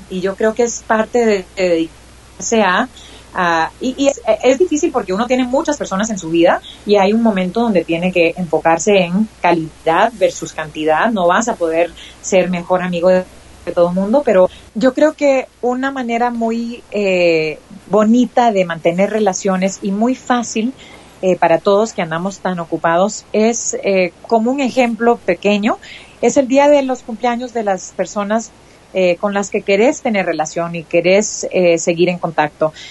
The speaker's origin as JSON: {"language": "Spanish", "country": "United States", "tie": "born or raised there", "said": "mi mamá es costarricense, yo crecí en los Estados Unidos."}